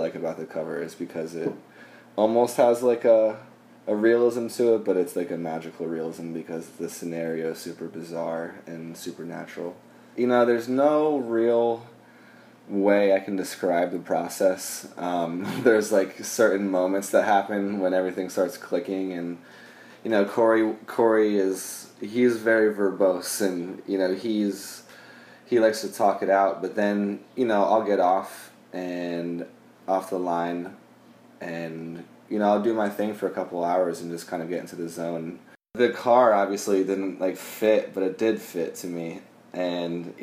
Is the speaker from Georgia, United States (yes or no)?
no; Florida, United States; now in Philadelphia, United States; I'm originally from Florida